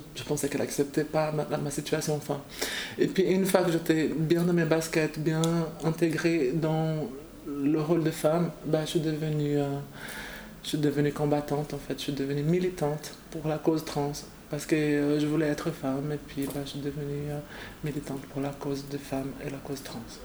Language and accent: French; Brazil; moved away; je viens du Brésil